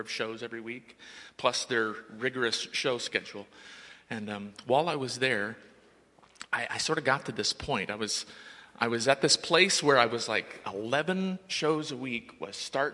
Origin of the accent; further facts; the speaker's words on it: Greenfield, Indiana, United States; moved away as an adult; also born or lived in New York City / Minneapolis; I grew up in Greenfield, Indiana. I'm an Indiana native